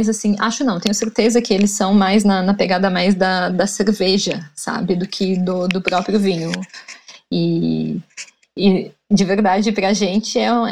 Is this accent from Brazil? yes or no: yes; São Paulo, Brazil; now in Santiago, Chile; Nós viemos de São Paulo e quando a gente chegou, nossa, tava ligado no 220, né?